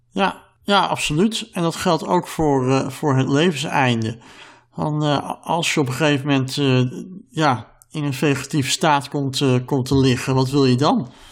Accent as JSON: {"language": "Dutch", "country": "Netherlands", "said": "wij als Nederlanders"}